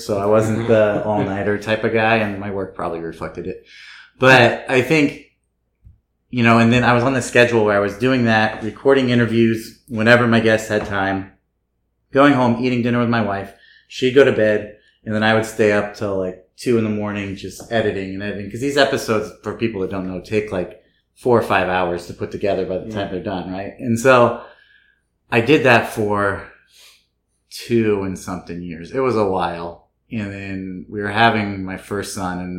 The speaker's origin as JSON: {"language": "English", "town": "Red Bluff", "region": "California", "country": "United States", "tie": "born or raised there", "moved": "yes", "said": "I grew up actually in a small town in Northern California, called Red Bluff"}